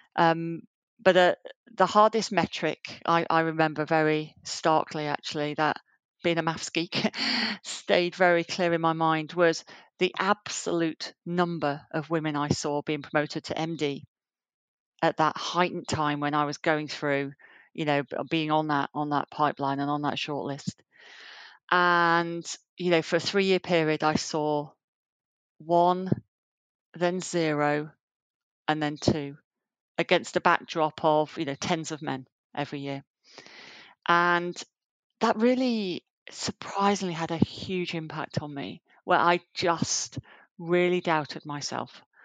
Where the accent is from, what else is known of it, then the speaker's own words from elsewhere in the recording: Yorkshire and the Humber, United Kingdom; moved away as an adult; also born or lived in Southampton; now in London, United Kingdom; I grew up in Yorkshire, um, in the north of England.